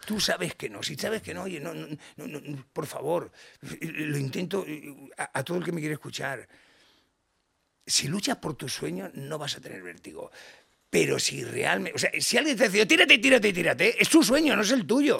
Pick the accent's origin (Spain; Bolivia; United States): Spain; Badalona, Catalonia; soy el menor de 11 hermanos, nací en Badalona eh, y soy el pequeño